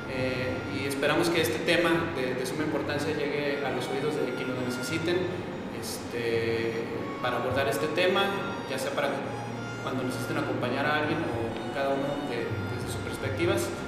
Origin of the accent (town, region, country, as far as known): Mexico